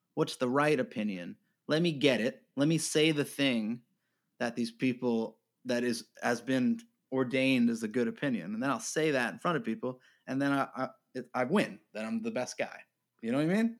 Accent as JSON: {"language": "English", "region": "New York", "country": "United States", "tie": "born or raised there", "said": "I grew up in New York"}